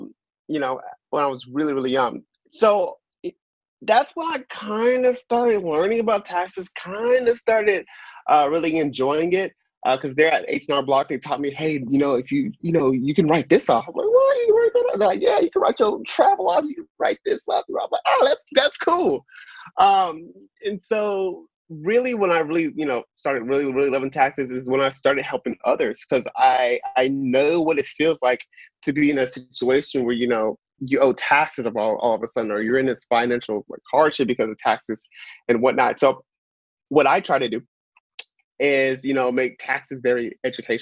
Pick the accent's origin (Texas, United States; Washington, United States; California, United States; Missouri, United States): Texas, United States; Dallas; I'm originally from Dallas